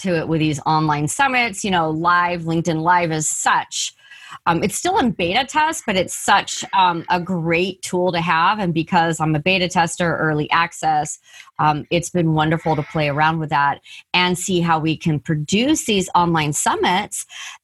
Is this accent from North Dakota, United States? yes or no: no; San Diego, California, United States; also born or lived in San Fernando Valley / Apple Valley; I was born in the San Fernando Valley and we moved to San Diego when I was 4. And I've lived in California